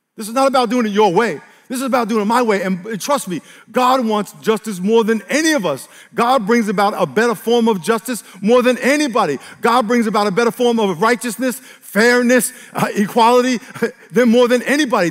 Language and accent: English; New York, United States; I grew up in New York